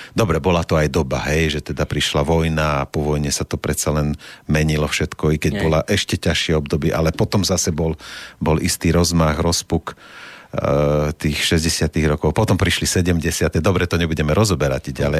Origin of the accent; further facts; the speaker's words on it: Slovakia; sme hrdí Slováci